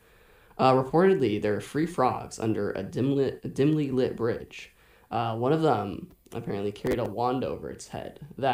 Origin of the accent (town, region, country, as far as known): Michigan, United States; born or raised there; also born or lived in Virginia